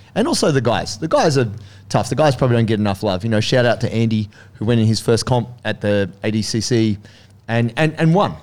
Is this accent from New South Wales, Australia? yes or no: yes; Sydney, New South Wales, Australia; moved away as an adult; also born or lived in Blue Mountains / Melbourne; I grew up in Sydney as a teenager